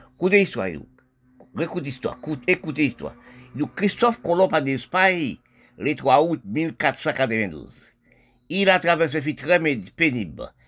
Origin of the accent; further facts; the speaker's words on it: Haiti; mon pays Haïti